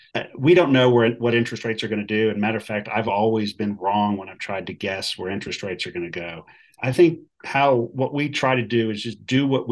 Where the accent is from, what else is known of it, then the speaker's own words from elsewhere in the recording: Texas, United States; You know, we're from Texas. We live here.